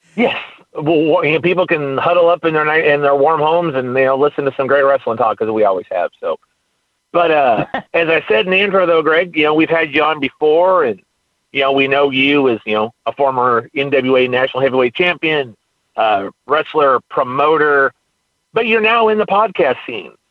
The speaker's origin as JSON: {"language": "English", "region": "California", "country": "United States", "moved": "yes", "lives_now": "Texas, United States", "said": "I'm from California."}